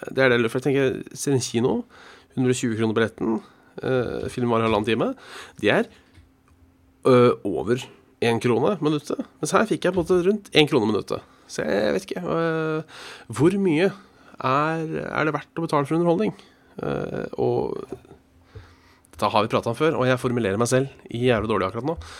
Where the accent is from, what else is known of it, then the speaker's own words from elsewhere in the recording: Hønefoss, Buskerud, Norway; jeg er fra Hønefoss